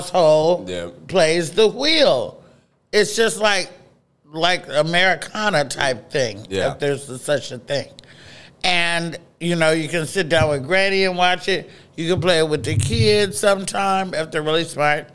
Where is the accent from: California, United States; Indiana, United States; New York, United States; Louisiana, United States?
California, United States; Oakland; Oakland, California, where I was raised